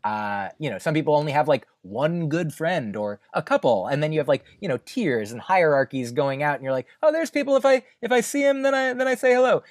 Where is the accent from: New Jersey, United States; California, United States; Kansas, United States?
New Jersey, United States; moved away as an adult; also born or lived in Boston; now in New York, United States; I grew up in New Jersey